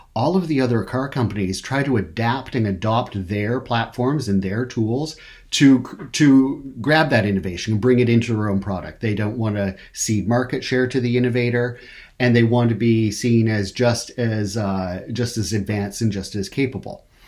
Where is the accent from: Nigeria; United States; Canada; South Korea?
Canada; I'm from Canada